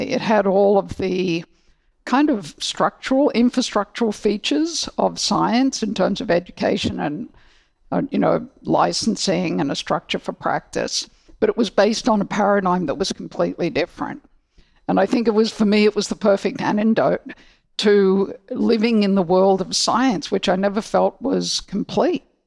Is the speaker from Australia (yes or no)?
yes; Australia; moved away; also born or lived in Hong Kong; I grew up in Australia